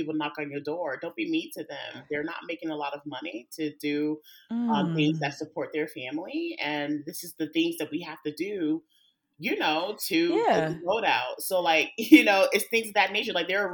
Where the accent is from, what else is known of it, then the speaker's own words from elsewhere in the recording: North Carolina, United States; Went back home, as I like to say, because I'm from North Carolina